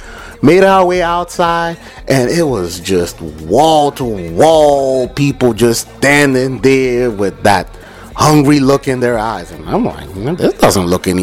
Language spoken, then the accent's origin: English; Nigeria; moved away; when I was growing up in Nigeria